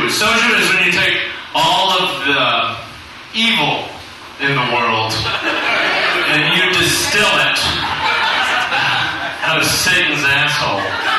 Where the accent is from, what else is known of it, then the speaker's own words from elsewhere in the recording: the South, United States; now in South Korea; I'm from the South, and every Jinjilbong I go to, Jinjilbong my balls.